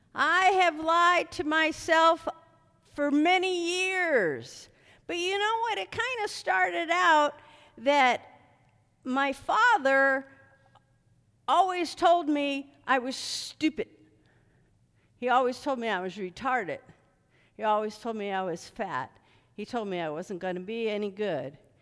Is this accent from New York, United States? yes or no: no; Philadelphia, Pennsylvania, United States; I was born in Philadelphia, and, uh, my mom made shoe fly pie all the time